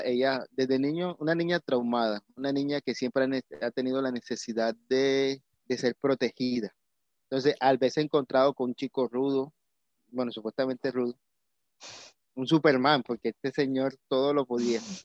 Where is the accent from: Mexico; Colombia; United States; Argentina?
Colombia; como colombiano